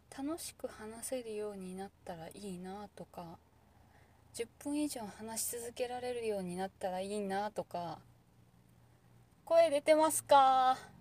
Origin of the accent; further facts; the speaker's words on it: Kansai, Japan; 関西人だけど